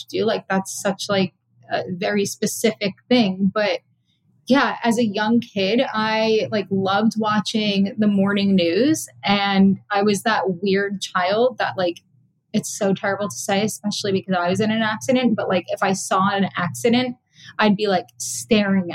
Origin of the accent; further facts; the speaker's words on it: Boca Raton, Florida, United States; also born or lived in Chicago / Fort Lauderdale; I grew up in Boca, but I live in Fort Lauderdale now.